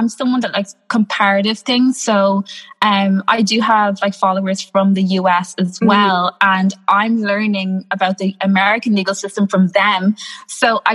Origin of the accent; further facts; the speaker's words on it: Ireland; I'm from Ireland. I'm Irish. I am born and bred here. I've been here all of my life.